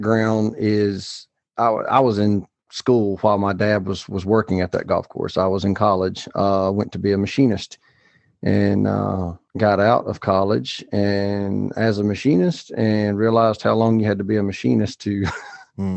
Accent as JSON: {"language": "English", "region": "Alabama", "country": "United States", "tie": "born or raised there", "said": "the town that I was raised in Alabama"}